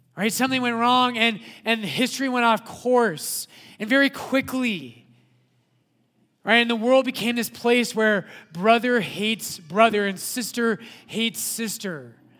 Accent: Littleton, United States; I was born in Littleton, right?

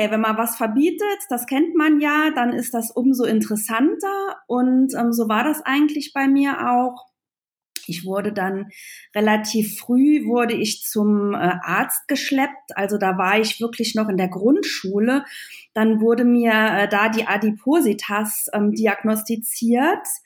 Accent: Trier, Rhineland-Palatinate, Germany; wie ihr schon alle gehört habt. Ähm, ich komme aus Trier, der ältesten Stadt Deutschlands. Und ähm, ich bin 39

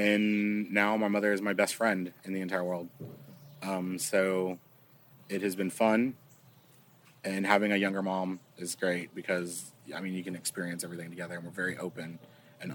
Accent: Wharton, Texas, United States; also born or lived in Bastrop, Texas; I grew up in a small town. It's near a small town. Population of 10,000 people. And it's called Wharton, Texas.

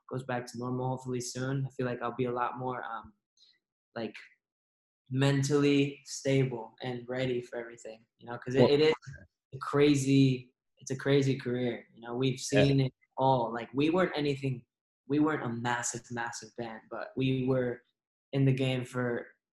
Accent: Redwood City, California, United States; I'm from the Bay Area, specifically in Redwood City

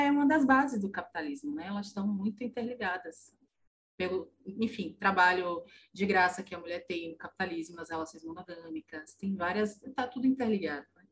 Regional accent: Salvador, Bahia, Brazil; sou de Salvador

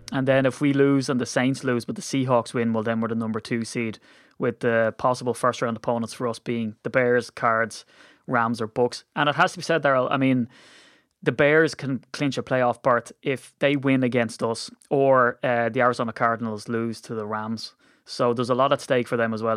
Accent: Ireland; we're Irish

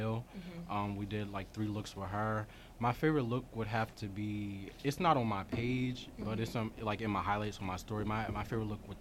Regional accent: Winslow, New Jersey, United States; also born or lived in Camden, New Jersey; I'm from Winslow. It's like down South Jersey. Mm-hmm. I was born in Camden

